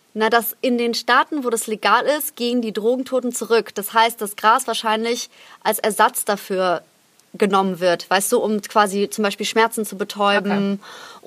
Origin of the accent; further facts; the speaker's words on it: Krefeld, North Rhine-Westphalia, Germany; moved away; in Krefeld in meiner Heimatstadt